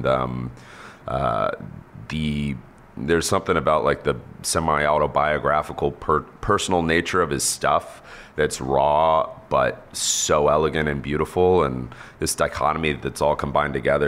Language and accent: English; Texas, United States; I grew up in Texas